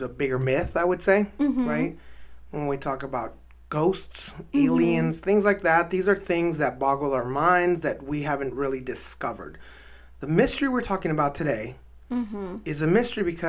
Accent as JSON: {"language": "English", "town": "El Paso", "region": "Texas", "country": "United States", "tie": "born or raised there", "also_born_or_lived": "Ciudad Juárez, Mexico", "said": "My hometown of El Paso and my birth town of Juarez"}